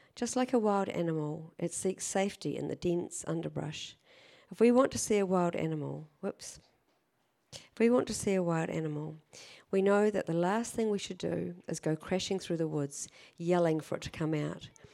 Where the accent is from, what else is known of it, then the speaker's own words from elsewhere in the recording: Canterbury, New Zealand; also born or lived in Christchurch; now in Auckland, New Zealand; I was raised in Canterbury